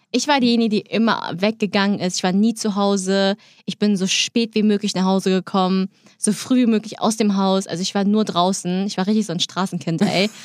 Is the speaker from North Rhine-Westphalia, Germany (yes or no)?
no; Hamburg, Germany; ich bin Hamburgerin